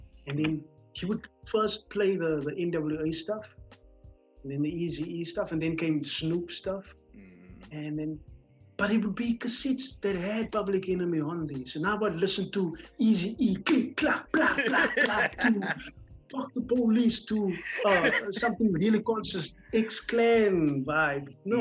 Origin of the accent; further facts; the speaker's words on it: Cape Town, Western Cape, South Africa; I was growing up in Kelsra, in the northern parts of the Cape Flats